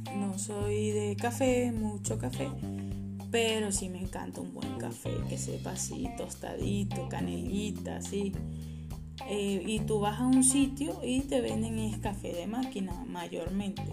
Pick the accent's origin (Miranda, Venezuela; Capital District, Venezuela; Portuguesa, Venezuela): Portuguesa, Venezuela; Guanare; moved away as an adult; now in Santiago, Chile; soy de Guanar, Estado Portuguesa, Venezuela